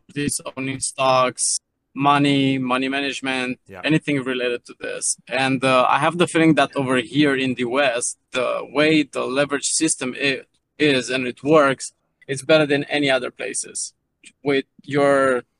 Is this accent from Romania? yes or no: yes; Romania; now in Maine, United States; I'm from Romania, but I live in U.S. Currently, I'm in Maine